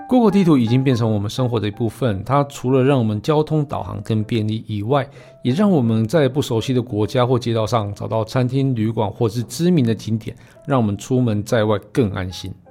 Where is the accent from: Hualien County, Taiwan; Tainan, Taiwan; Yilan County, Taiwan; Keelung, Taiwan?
Yilan County, Taiwan; 我们宜兰人可以一只手撑伞，一只手骑摩托车